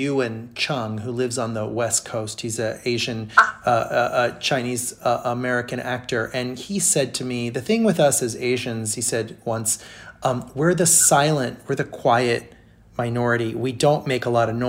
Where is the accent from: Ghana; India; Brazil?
Brazil; I grew up in Brazil